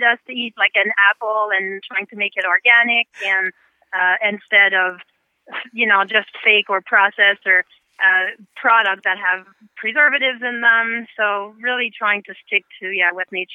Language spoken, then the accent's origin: English; Canada; English is a second language; moved away as an adult; now in Florida, United States; I grew up in Canada, but I found my way down south in Florida because I love the weather down here. So I've been in the States for 16 years